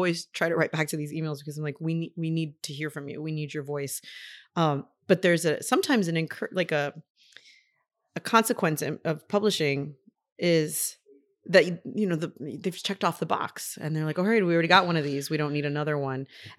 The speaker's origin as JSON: {"language": "English", "town": "Miami", "region": "Florida", "country": "United States", "lives_now": "Lincoln, United States", "said": "I'll say, oh, I'm from Miami. And they're like, oh, is that where you're coming from? I'm like, well, no, I live in Lincoln, but I'm from Miami."}